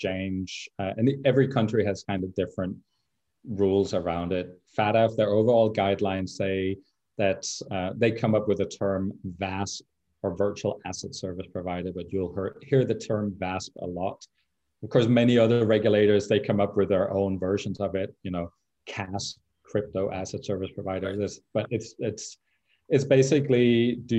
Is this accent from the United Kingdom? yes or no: no; Denmark; my home country of Denmark